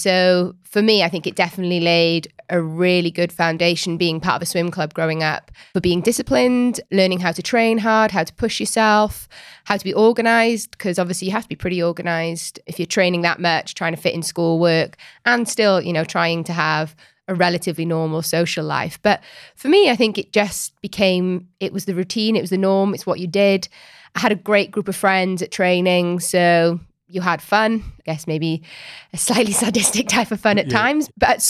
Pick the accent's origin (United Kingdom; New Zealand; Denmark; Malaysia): United Kingdom; Wales; Rugby. We're Welsh, remember?